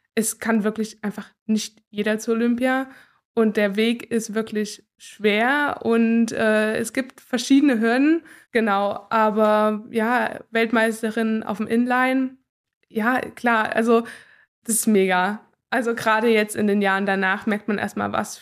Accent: Gera, Thuringia, Germany; Ich bin gebürtige Gärin, also das ist meine Heimat und ich liebe sie sehr.

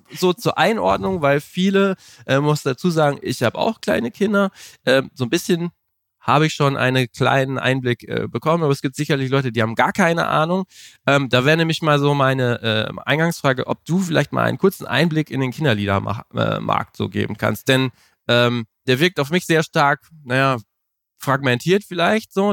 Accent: Melle, Lower Saxony, Germany; in meiner Heimatstadt Melle

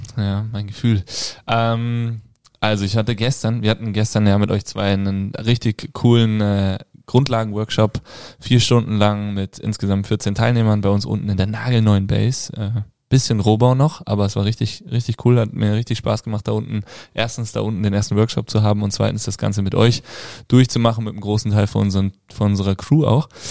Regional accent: Kassel, Hesse, Germany; moved away; bei uns zu Hause äh, in Kassel, in Hessen, da wo ich herkomme

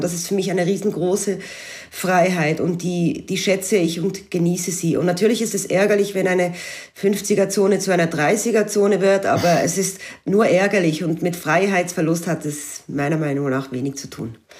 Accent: Switzerland; moved away as an adult; now in Alsace, France; als Schweizerin, und die allerdings seit einigen Jahren im nahen Elsass lebt

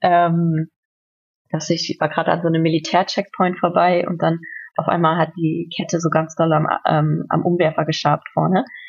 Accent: North Rhine-Westphalia, Germany; now in Berlin, Germany; in meinem Heimatort in NRW

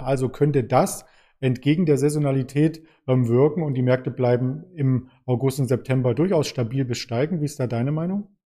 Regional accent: Germany; als Deutsche

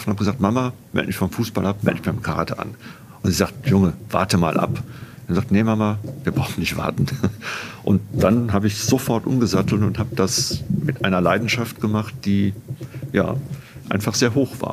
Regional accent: North Rhine-Westphalia, Germany; Naja, ich bin aufgewachsen am Niederrhein, nicht in München, am Niederrhein, nähe der holländischen Grenze.

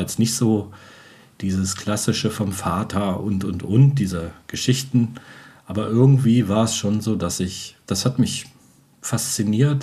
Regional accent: Göttingen, Lower Saxony, Germany; moved away; also born or lived in Wolfsburg-Braunschweig area / Norddeich; ursprünglich komme ich aus Göttingen

